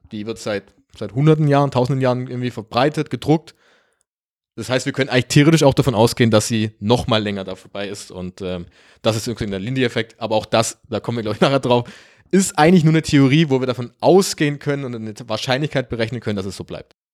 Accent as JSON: {"language": "German", "country": "Germany", "said": "wir kommen beide aus Deutschland"}